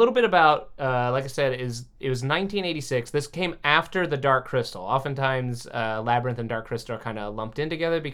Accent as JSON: {"language": "English", "region": "Kentucky", "country": "United States", "tie": "born or raised there", "said": "growing up in Kentucky"}